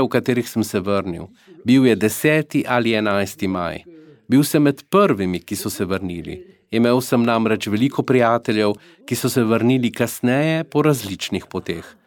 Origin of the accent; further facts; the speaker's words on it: Sarrebourg, Grand Est, France; also born or lived in Alsace; francos iz Mozele, moji starši živijo v Sarburgu